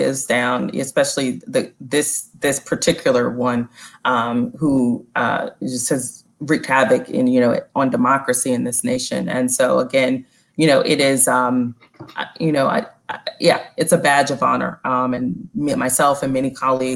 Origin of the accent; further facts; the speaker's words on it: North Carolina, United States; now in Philadelphia, United States; Black woman born and raised in the South